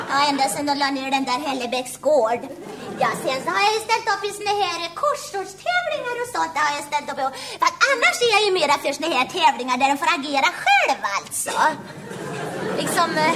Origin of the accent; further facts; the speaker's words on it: Västra Götaland, Sweden; born there; Det är nämligen så att jag hade en väldigt svår dialekt att arbeta bort. Ja, det är nämligen så att jag är född i Västergötland